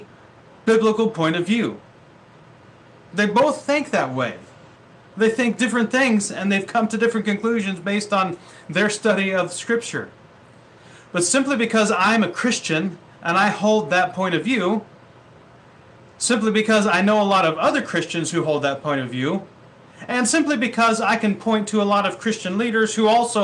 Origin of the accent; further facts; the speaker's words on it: Ohio, United States; moved away as an adult; now in Vancouver, Washington, United States; I grew up in the Midwest in Ohio